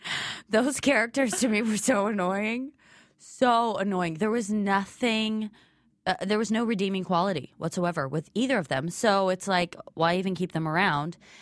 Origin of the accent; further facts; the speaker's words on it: Ottawa, Illinois, United States; moved away; I'm shooting in my hometown of Ottawa, Illinois